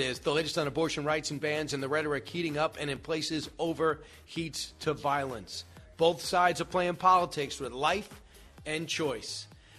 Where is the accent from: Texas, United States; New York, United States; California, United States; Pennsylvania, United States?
New York, United States; Long Island; I grew up in New York on Long Island.